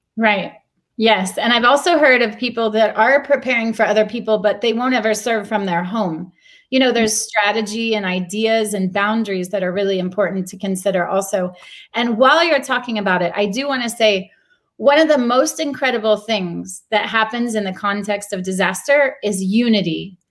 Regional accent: Texas, United States; moved away as an adult; also born or lived in Haiti; now in Jerusalem, Israel; I come from Texas

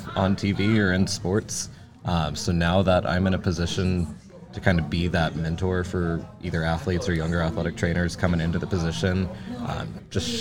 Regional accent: Illinois, United States; moved away as an adult; also born or lived in Missouri; now in Pittsburgh, United States; I grew up in Illinois, went to school at Missouri State University, graduated there in 2021 with my bachelor's in athletic training, and moved to the Pittsburgh area February of 2022

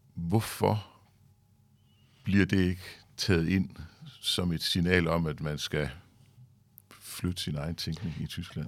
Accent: Denmark; som dansker

